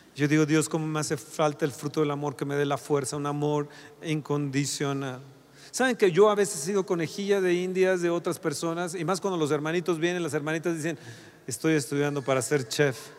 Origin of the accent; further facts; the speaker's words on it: Mexico; Como mexicanos